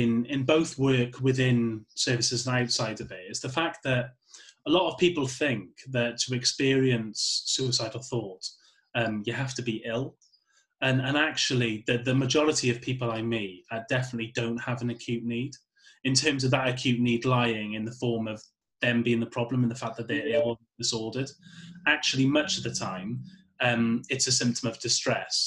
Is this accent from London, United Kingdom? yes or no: no; Welsh, Wales, United Kingdom; I'm Welsh